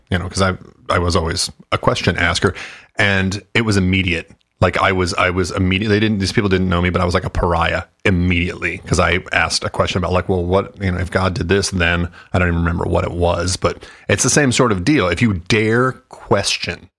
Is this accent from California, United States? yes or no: no; Texas, United States; I grew up in Texas